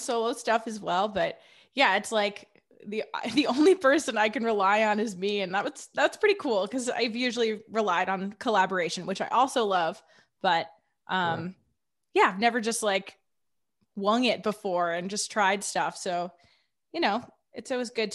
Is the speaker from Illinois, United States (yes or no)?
yes; Wilmette, Illinois, United States; now in Boston, United States; I grew up just a little bit north of Chicago, like 20 minutes north